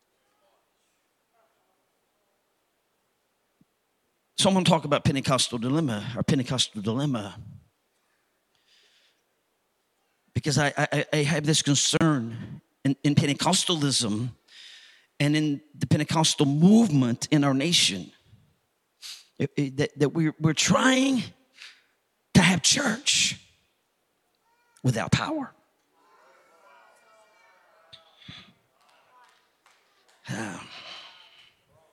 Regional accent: United States

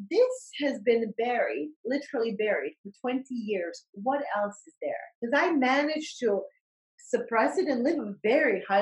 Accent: Bosnia & Herzegovina; moved away; I I grew up in during the war and Bosnian War

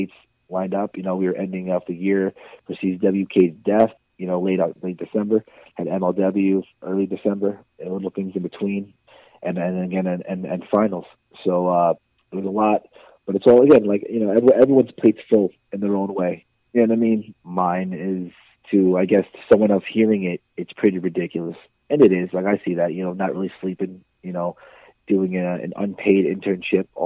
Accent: Baldwin, New York, United States; I grew up in Baldwin, New York. It's out in Long Island.

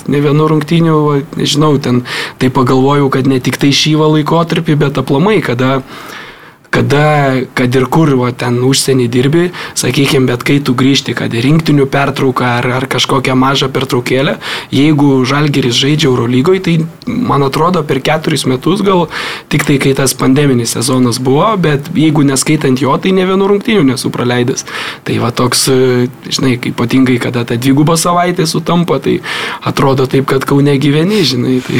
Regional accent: Lithuania; kaip tikras lietuvis

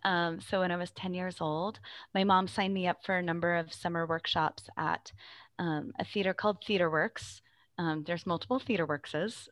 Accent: Phoenix, Arizona, United States; I grew up in the Phoenix metro area

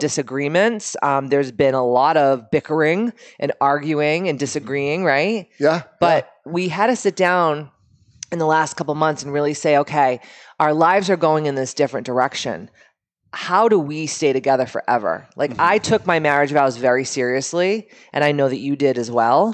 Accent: Boston, Massachusetts, United States; we are from Boston originally

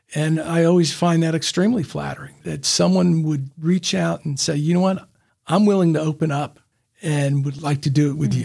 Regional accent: Memphis, Tennessee, United States; now in Chattanooga, United States; I grew up in Memphis

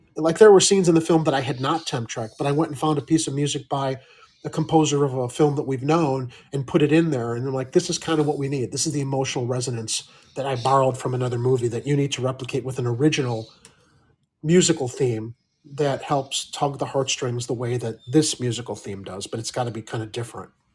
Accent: Midwest, United States; a Midwestern boy like me

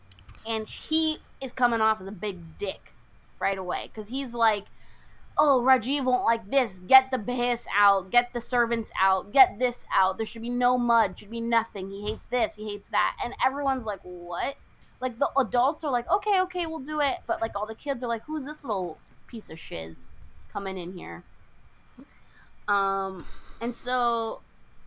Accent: United States; as American-borns

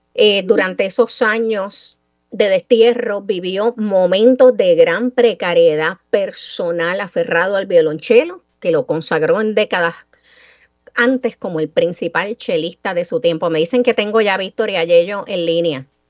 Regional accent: Mayagüez, Puerto Rico; el orgullo mío de niña mayagüezana, 8 o 10 años, de saber y entender que una figura tan grande tenía algún vínculo con mi pueblo natal

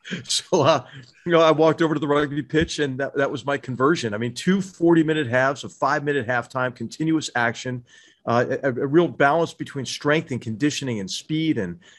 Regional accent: Philadelphia, Pennsylvania, United States; now in West Coast, United States; as a Philadelphian, it's just really hard to root for a California team.

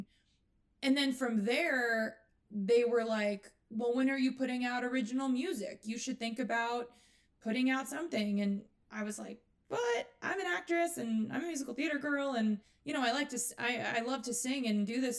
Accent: New York, United States; I was from New York and I came from a theater background

